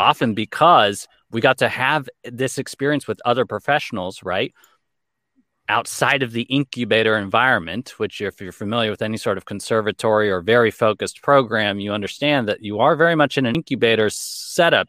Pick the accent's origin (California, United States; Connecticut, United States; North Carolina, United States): California, United States; Los Angeles; I grew up in Los Angeles, born and raised.